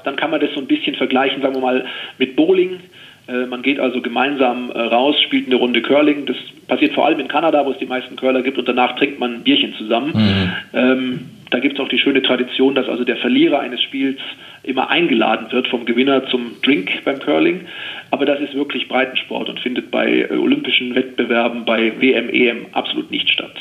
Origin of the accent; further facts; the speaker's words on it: Oberstdorf, Bavaria, Germany; in Oberstdorf, eben in meiner Heimat im Allgäu